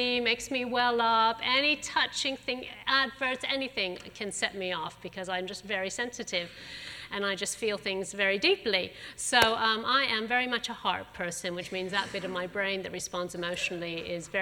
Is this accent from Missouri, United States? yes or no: yes; St. Louis, Missouri, United States; moved away; I also grew up going to church. My family, I come from St. Louis in the middle of the USA. My parents were Christians. I grew up going to a Southern Baptist church there